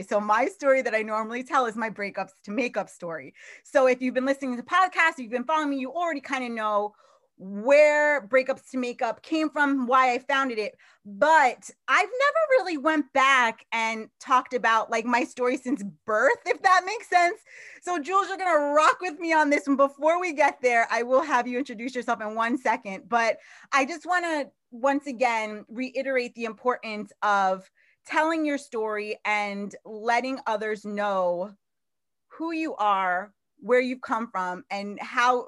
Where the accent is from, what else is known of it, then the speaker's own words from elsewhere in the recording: Long Island, New York, United States; I was actually born in Long Island, New York.